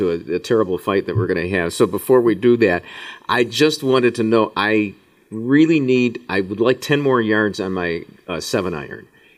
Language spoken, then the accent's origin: English; Skokie, Illinois, United States; From Skokie, Illinois